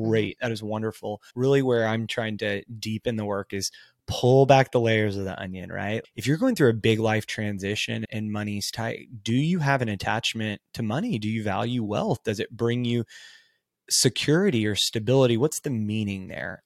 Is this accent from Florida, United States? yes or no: no; Texas, United States; I grew up in a smaller Texas town.